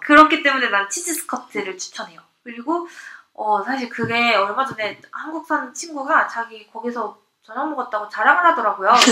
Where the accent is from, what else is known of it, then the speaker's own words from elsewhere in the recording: Seoul, South Korea; 저 서울이 고향이거든요.